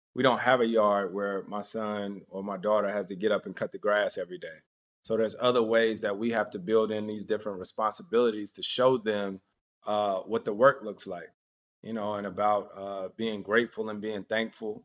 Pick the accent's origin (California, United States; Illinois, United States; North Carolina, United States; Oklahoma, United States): North Carolina, United States; Winston-Salem; Winston-Salem State University is an HBCU in my hometown